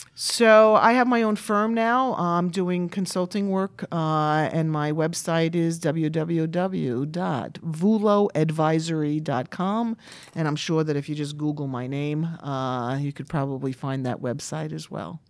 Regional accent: New York City, New York, United States; I grew up in Brooklyn, New York.

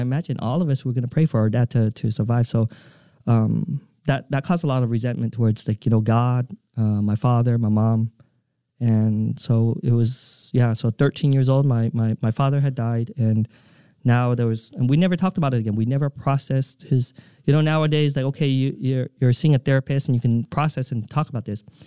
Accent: Provo, Utah, United States; moved away; also born or lived in Vietnam / California; I grew up in Provo, Utah

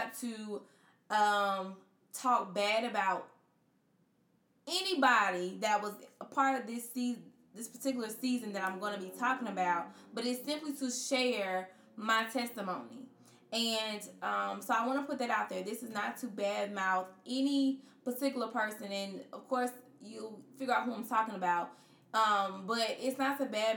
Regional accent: Florence, South Carolina, United States; my hometown of Florence

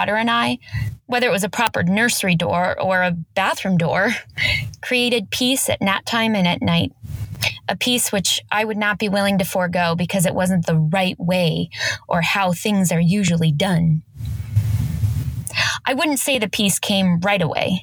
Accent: Los Angeles, California, United States; I'm from Los Angeles, California, actually just a little bit outside

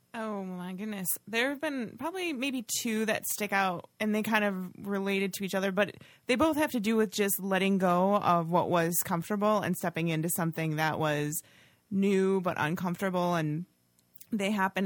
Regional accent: Oshkosh, Wisconsin, United States; I grew up in Oshkosh

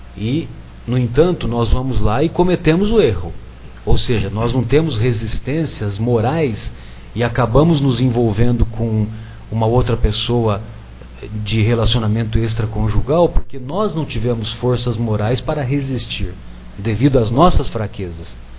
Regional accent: São José do Rio Pardo, São Paulo, Brazil; eu sou de uma cidade do interior de São José do Rio Pardo e, e eu cresci na década de 70 até meados da década de 80

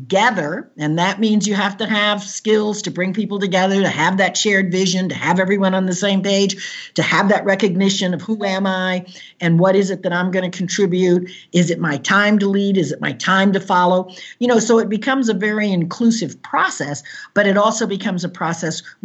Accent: Caribbean coast of Nicaragua, Nicaragua; moved away; I was born on the Caribbean coast of Nicaragua, where there are many cultures there

